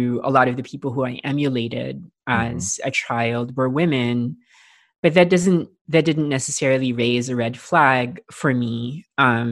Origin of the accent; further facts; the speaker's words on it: Philippines; I grew up in the Philippines, and I grew up in a fairly rural part of the Philippines